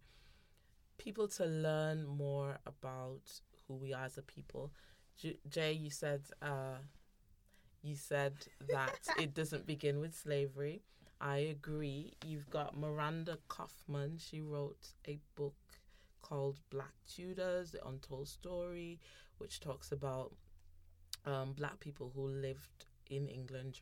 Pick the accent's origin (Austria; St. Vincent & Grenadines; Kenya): St. Vincent & Grenadines; now in Birmingham, United Kingdom; I grew up in the Caribbean, so I grew up in St. Vincent and the Grenadines